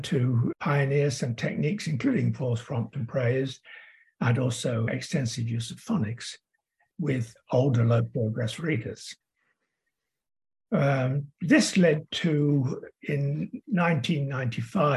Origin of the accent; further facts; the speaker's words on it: Derby, East Midlands, United Kingdom; moved away as an adult; also born or lived in Manchester, United Kingdom / Birmingham, United Kingdom; now in Sydney, Australia; Originally, as you can tell from my accent, I come from the UK, Derby, England.